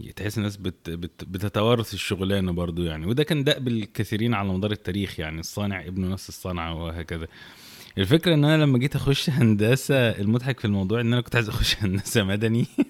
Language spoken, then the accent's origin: Arabic; Egypt